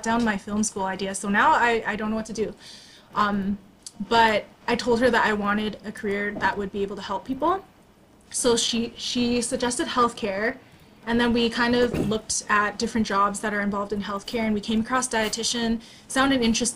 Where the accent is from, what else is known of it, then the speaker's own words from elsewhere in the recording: Canada; I was born in Canada